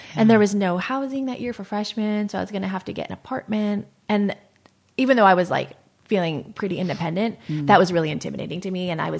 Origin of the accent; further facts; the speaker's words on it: Michigan and Ohio, Midwest, United States; moved away as an adult; now in California, United States; I am a Midwest girl. So yeah, I grew up in Michigan and Ohio, and I moved to California when I was 18. So I've now lived in California longer than I didn't.